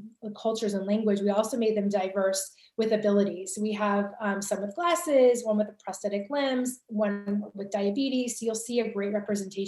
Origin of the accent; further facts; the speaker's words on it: California, United States; I'm from California